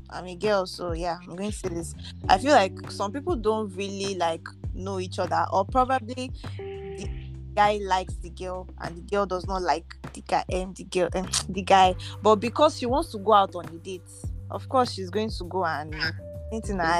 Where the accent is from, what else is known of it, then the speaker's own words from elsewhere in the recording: Nigeria; So just say for now, oh, as me, I'm a Nigerian boy, yo.